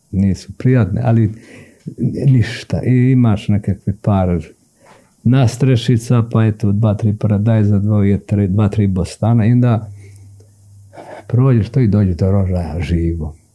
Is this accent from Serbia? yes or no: yes; Jožanica, Šumadija and Western Serbia, Serbia; moved away as an adult; also born or lived in Novi Pazar; now in Sweden; Mi smo ipak iz, iz, iz Jožanice. Jeste, ja sam iz Jožanice.